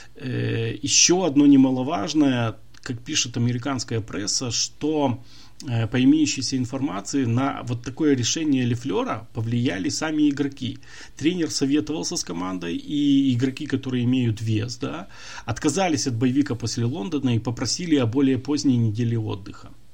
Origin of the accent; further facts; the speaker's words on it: Ukraine; мы из Украины